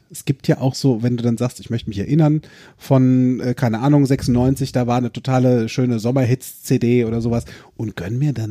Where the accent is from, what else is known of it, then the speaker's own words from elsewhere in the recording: Eifel, Germany; born there; Weißt ja, du, ich bin ja aus der Eifel gebürtig.